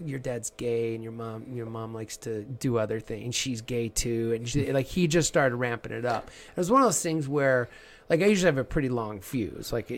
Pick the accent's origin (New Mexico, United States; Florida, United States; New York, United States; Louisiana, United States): New Mexico, United States; Southern; I grew up in Southern New Mexico